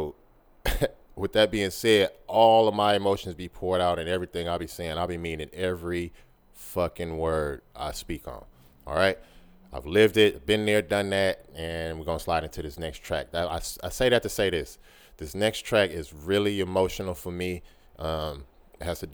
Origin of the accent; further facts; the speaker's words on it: Oakland, California, United States; I'm from the town. I'm from Oakland. I'm from East Oakland, California, born and raised